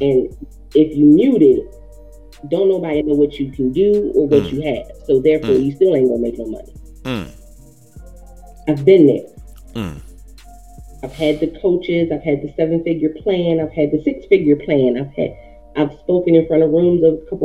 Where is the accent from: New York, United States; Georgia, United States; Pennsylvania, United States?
Pennsylvania, United States; Philadelphia; I'm born and raised in Philly